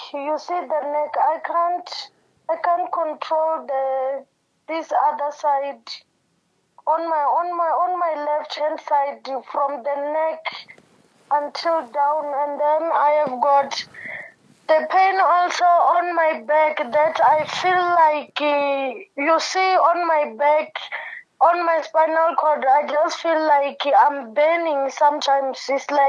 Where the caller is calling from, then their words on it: Johannesburg, Gauteng, South Africa; I'm calling from Cosmo City.